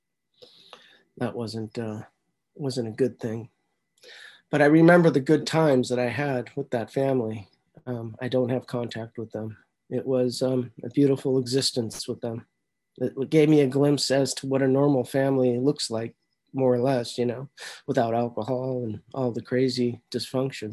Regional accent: San Francisco, California, United States; I was born in San Francisco in 1963, St. Joseph's Hospital.

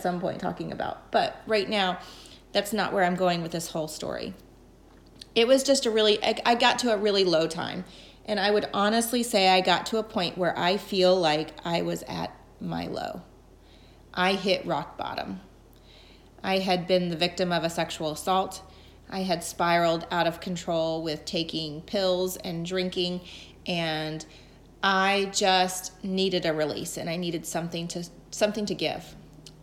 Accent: Atlanta, Georgia, United States; moved away as an adult; also born or lived in North Carolina; now in Rhode Island, United States; I grew up in Atlanta

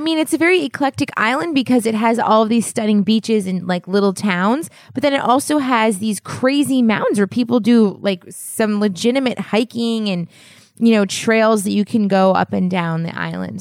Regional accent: United States; as an American

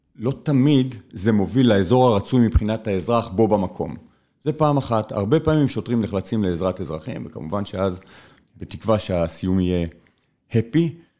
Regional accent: Israel; נולדתי בארץ, גדלתי בארץ הזו, עברתי בין אה, מקומות ומדינות

